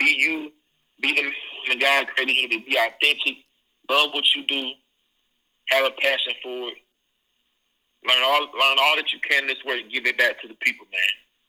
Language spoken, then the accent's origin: English; Columbus, Ohio, United States; And, you know, I can tell I'm from Columbus. I lived there for almost 10 years.